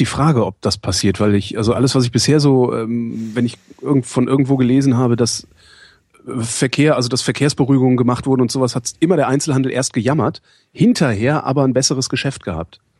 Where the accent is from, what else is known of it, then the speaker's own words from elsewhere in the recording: Cologne, North Rhine-Westphalia, Germany; moved away; In Köln geht es mir ja auch so in meiner, in meiner alten Heimatstadt oder Geburtsstadt